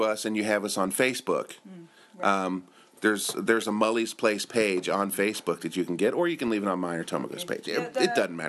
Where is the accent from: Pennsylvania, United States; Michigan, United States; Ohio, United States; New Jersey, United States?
Ohio, United States; Cincinnati; moved away as an adult; now in Japan; I'm from Cincinnati